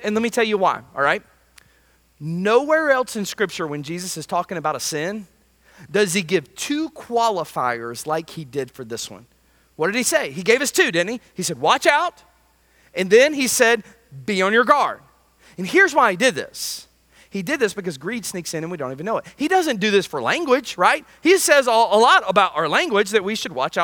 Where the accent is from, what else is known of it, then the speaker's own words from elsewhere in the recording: United States; as an American